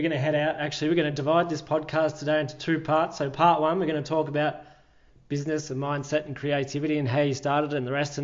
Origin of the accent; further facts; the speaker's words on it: Ballarat, Victoria, Australia; I grew up in Ballarat